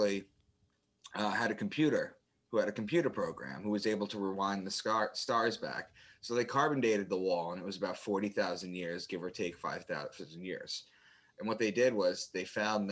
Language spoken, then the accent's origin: English; Long Island, New York, United States; moved away as an adult; also born or lived in Boston; I'm from Long Island, and I had moved to Boston